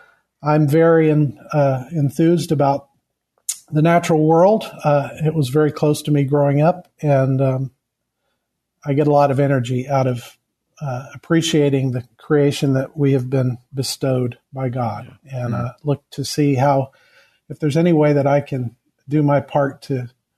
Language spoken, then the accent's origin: English; Kenya; I hail from Kenya. I was born the product of missionary parents, and so was my wife.